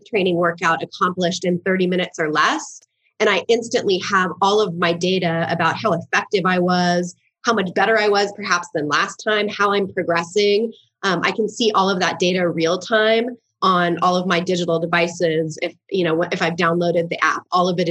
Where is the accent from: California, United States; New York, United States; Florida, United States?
California, United States; Newport Beach; moved away as an adult; now in Boulder, United States; I was born and raised in Newport Beach, California, before I headed to college at the University of Colorado Boulder, and where I have remained ever since